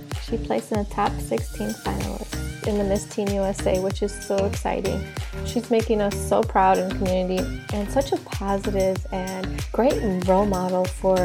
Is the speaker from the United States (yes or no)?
no; Kosovo; I'm from Kosovo.